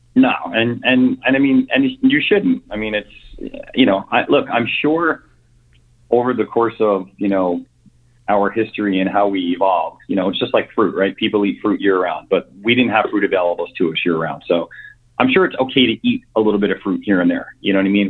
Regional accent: New York, United States; moved away as an adult; also born or lived in Connecticut; born and raised in New York, um, lived there up until I was 41

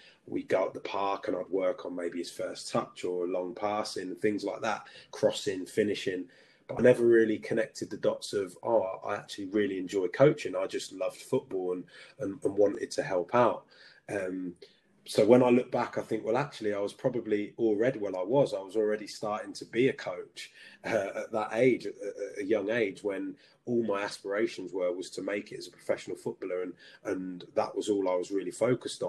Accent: Peterborough, East of England, United Kingdom; also born or lived in Belfast / Lewisham, London; I'm from Peterborough and I was fortunate enough to play for Peterborough United

